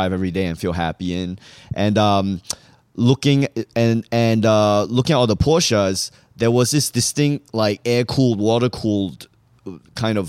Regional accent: Singapore; moved away as an adult; also born or lived in Malaysia / New Hampshire, United States; now in New York, United States; I grew up in Singapore

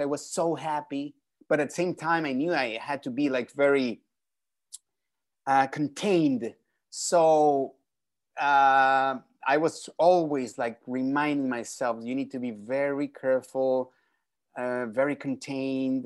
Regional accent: Mexico City, Mexico; moved away; I was born and raised in Mexico City

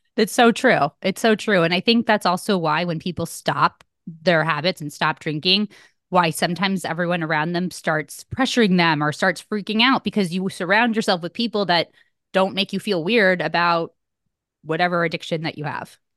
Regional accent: Connecticut, United States; moved away as an adult; also born or lived in New Hampshire; where I grew up in Connecticut

